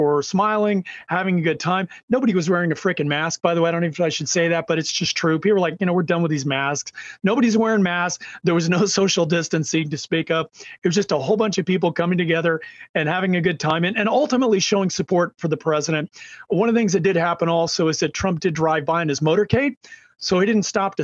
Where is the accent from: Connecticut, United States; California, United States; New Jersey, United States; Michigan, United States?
California, United States